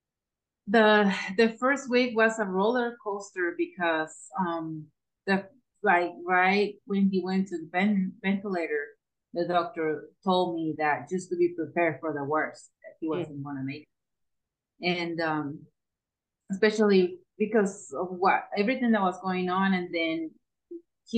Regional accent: Mexico; English is a second language; moved away; I'm from Mexico

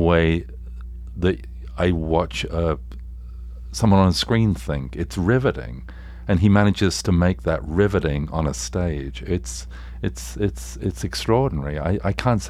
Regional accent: England, United Kingdom

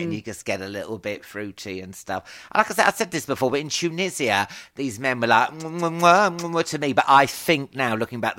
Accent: Northampton, East Midlands, United Kingdom; Americans say to me, sort of, where are you from with that accent? I'm like, oh, no, just Northampton.

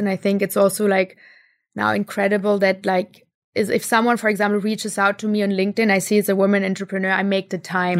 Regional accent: Germany; moved away as an adult; also born or lived in India; growing up in Germany

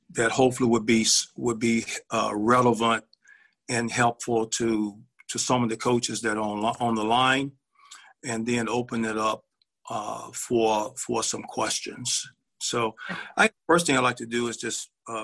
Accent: Birmingham, Alabama, United States; I was born and raised in Birmingham, Alabama

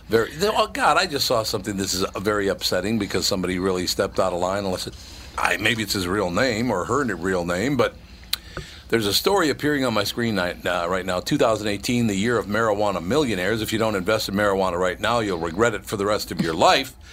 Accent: Texas, United States; when I was a boy, growing up in Texas, people don't know this.

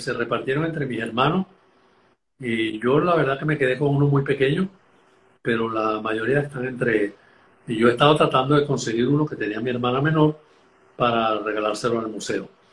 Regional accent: Los Teques, Miranda, Venezuela; accent: venezolano; moved away as an adult; tanto mi hermano como yo, nacimos en Los Teques también

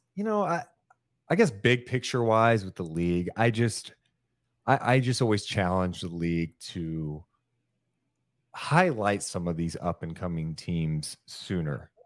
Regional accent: Sacramento, California, United States; We obviously love Sacramento because we're from Sacramento

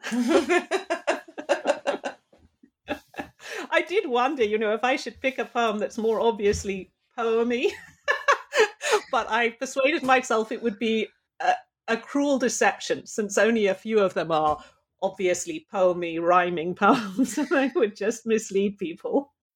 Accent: London, United Kingdom; now in Pittsburgh, United States; I grew up in London

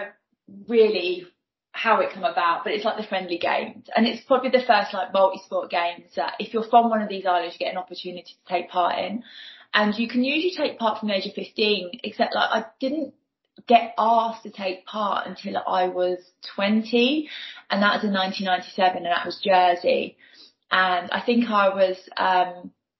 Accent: Newport, South East England, United Kingdom; also born or lived in Ryde; I was born in Newport on the Isle of Wight

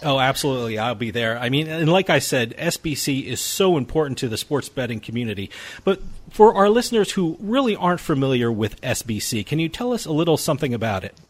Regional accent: New Jersey, United States; also born or lived in Massachusetts; I split my time between New Jersey, which is my home state, and I have an office in Massachusetts

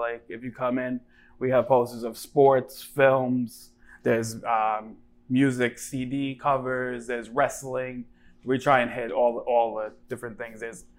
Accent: Jersey City, New Jersey, United States; I'm born and raised in Jersey City.

